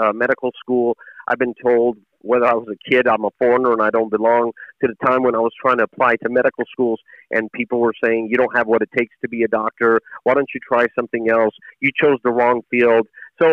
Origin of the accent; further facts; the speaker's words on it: Chattanooga, Tennessee, United States; also born or lived in Jerusalem; when I was a kid growing up in Chattanooga, Tennessee